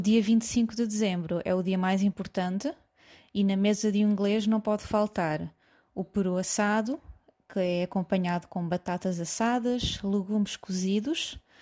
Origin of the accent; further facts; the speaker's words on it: Coimbra, Centro, Portugal; moved away as an adult; now in London, United Kingdom; sou de Coimbra